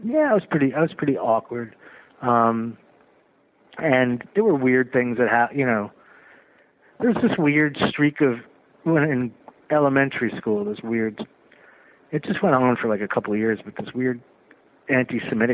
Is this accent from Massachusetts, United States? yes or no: no; Closter, New Jersey, United States; also born or lived in New York; I was born here, but I grew up in New Jersey